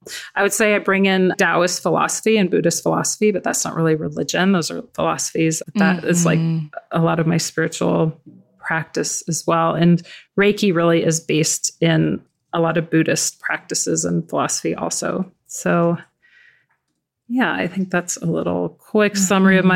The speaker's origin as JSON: {"language": "English", "town": "Tucson", "region": "Arizona", "country": "United States", "tie": "born or raised there", "said": "I grew up in Tucson, Arizona, and back then we were able to go explore and play in the desert."}